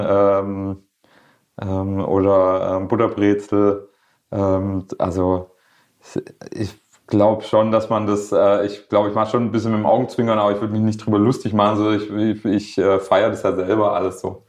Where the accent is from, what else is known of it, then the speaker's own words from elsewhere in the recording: Schorndorf, Baden-Württemberg, Germany; accent: Swabian; first language Swedish; Ich bin in Schorndorf äh, in der Daimlerstadt äh, geboren und aufgewachsen